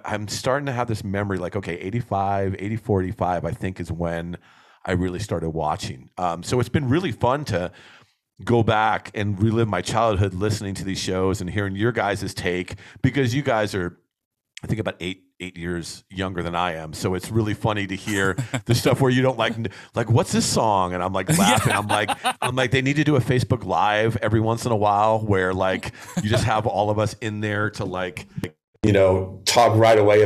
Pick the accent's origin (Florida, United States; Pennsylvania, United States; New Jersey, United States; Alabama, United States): New Jersey, United States; moved away; growing up back east, we're both from Jersey